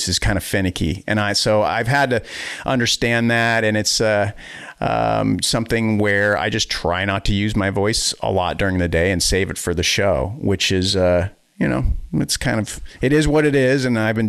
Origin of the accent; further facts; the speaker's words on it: Boston, Massachusetts, United States; now in Wisconsin, United States; And then we moved to Wisconsin from the Boston area. But yeah, you know, it's like, I always wonder how different life would have been had I stayed in Boston